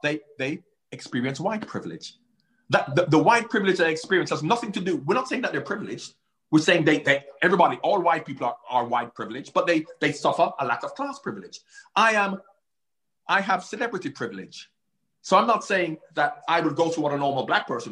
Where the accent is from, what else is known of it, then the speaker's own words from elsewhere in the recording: Jamaica; now in United Kingdom; as a light-skinned man growing up in Jamaica